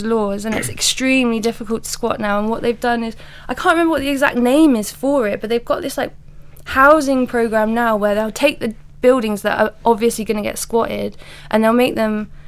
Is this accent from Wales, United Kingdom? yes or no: no; village outside Plymouth, South West England, United Kingdom; accent: country accent mixed with London accent; also born or lived in Dubai; now in London, United Kingdom; I was born there and I lived there until I was like 8 and then moved back to my parents from this tiny village outside of Plymouth, like southwest England. So we moved back to there, where all my family live